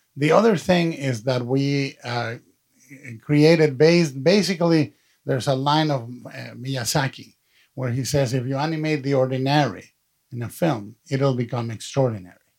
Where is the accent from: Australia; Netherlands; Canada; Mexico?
Mexico; i've been supporting the stop motion movement in, in my hometown in mexico to this day